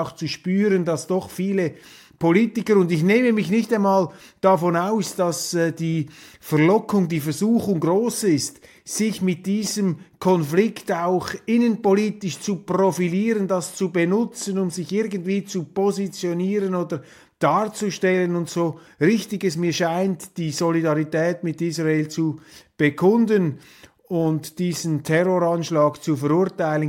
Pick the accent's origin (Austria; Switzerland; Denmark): Switzerland; wir Schweizer